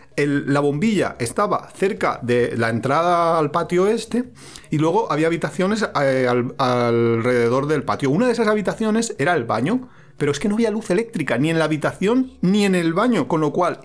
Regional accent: Valencia, Valencian Community, Spain; now in Alicante, Spain; Somos de Valencia, pero vivimos en Alicante, que hace bastante calor

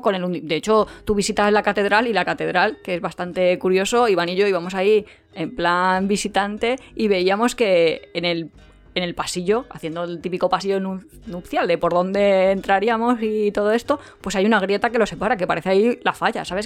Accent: Alicante, Valencian Community, Spain; somos de Alicante

